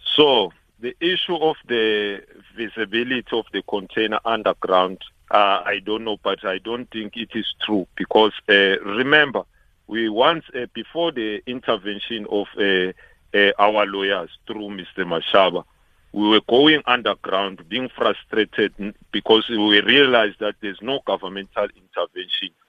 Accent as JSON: {"language": "English", "country": "South Africa", "said": "all of us as South African"}